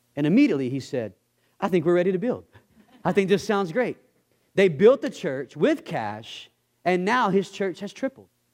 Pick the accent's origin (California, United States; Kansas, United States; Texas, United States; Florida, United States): Texas, United States; I'm from Texas